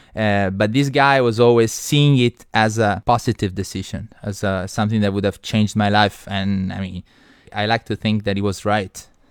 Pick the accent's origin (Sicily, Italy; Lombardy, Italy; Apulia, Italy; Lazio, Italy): Apulia, Italy; Trani; English is a second language; moved away as an adult; also born or lived in Beijing; now in China; My hometown is called Trani. It's on the uh, east coast of Puglia